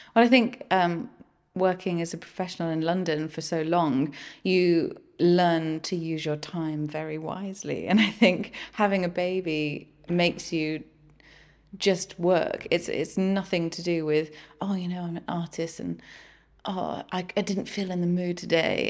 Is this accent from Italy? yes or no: no; Guernsey; I come from Guernsey